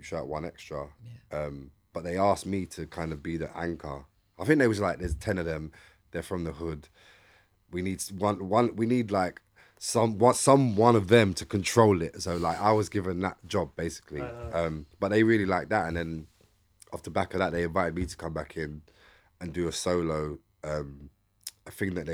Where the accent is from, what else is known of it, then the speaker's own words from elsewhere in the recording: London, United Kingdom; I'm from East London